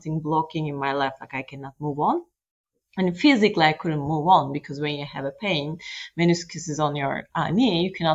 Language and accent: English; Turkey; now in Luxembourg; I am originally Turkish, actually. I'm from Turkey